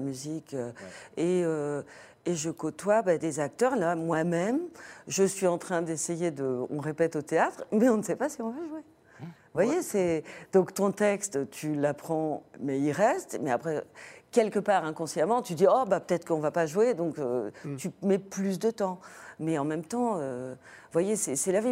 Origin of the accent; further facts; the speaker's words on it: France; on est français